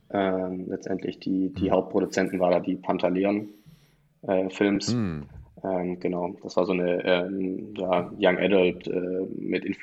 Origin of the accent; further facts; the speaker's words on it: Tübingen, Baden-Württemberg, Germany; ich komme eigentlich aus Tübingen, ich komme nicht aus München